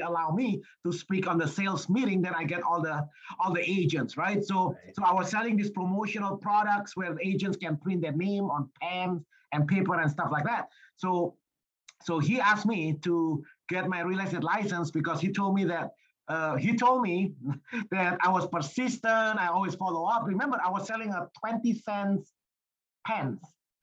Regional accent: Indonesia; moved away as an adult; I was born and raised in Indonesia

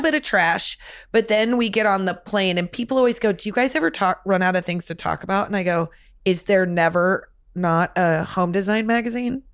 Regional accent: Nebraska, United States; when we were growing up in Nebraska

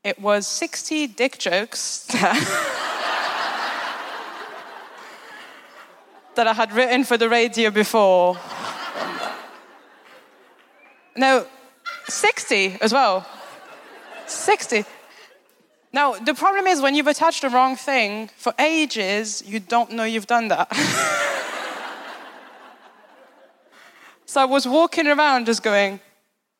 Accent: Paris, Île-de-France, France; moved away; I'm from Paris. Correct. I'm not from the nice bit of Paris, though.

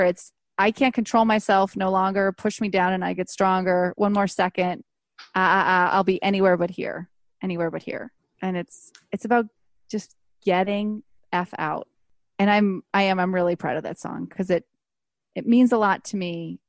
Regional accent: Buffalo, New York, United States; now in Los Angeles, United States; I grew up in Buffalo

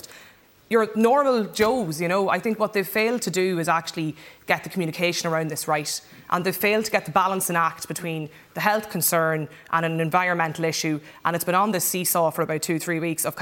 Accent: Donegal, Ulster, Ireland; I'm from Donegal

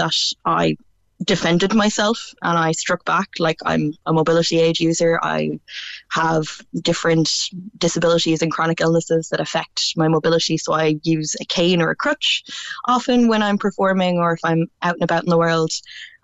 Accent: Galway, Connacht, Ireland; I'm from Galway City myself

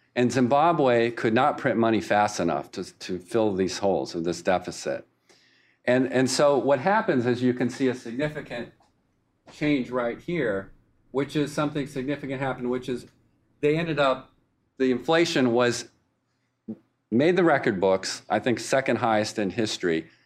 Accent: Winston-Salem, North Carolina, United States; Winston-Salem, North Carolina, my hometown

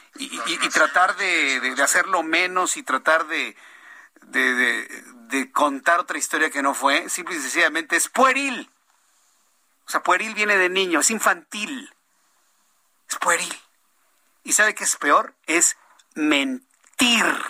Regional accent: Mexico City, Mexico; No nací en Tenochtitlan, nací en, la, en el Distrito Federal hace ya varios años

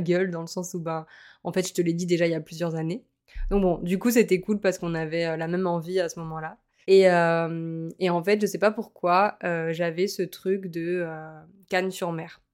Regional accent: Montpellier, Occitania, France; moved away as an adult; also born or lived in Lille; now in Nice, France; je suis originaire de Montpellier, j'ai passé 4 ans, euh, donc on a passé 4 ans à Lille

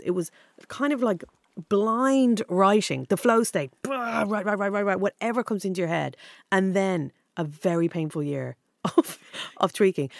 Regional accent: Dublin, Leinster, Ireland; moved away as an adult; now in London, United Kingdom; Dundrum, South Dublin

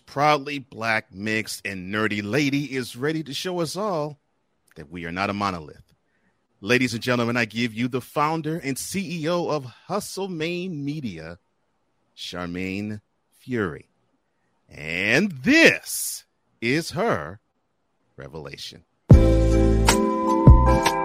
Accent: Houston, Texas, United States; moved away; I come from Houston. I don't live there now

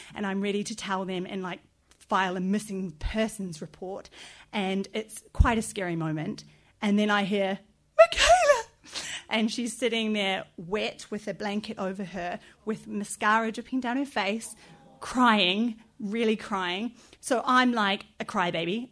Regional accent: New Zealand; moved away as an adult; now in London, United Kingdom; I'm from New Zealand and I've lived here for over six years. I go home every one to two years

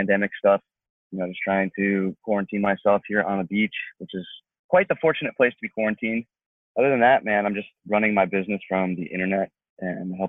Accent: Atlanta, Georgia, United States; moved away as an adult; now in Los Angeles, United States; I'm from Atlanta, Georgia. And I moved out to LA after my inner transformation started.

